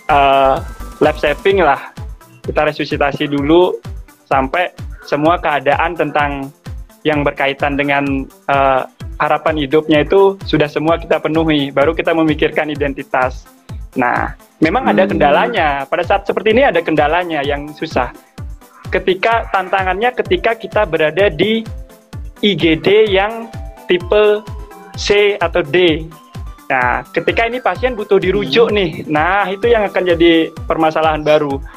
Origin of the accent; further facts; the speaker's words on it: Bali, Indonesia; now in Malang, Indonesia; Kelihatan kalau dari namanya nama orang Bali, saya asli Bali. Bali. Ya. Tapi ini saat ini saya lagi di Malang.